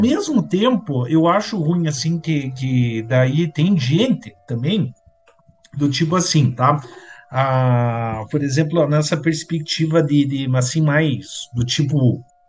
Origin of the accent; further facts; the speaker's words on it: Curitiba, Paraná, Brazil; a gente como curitibano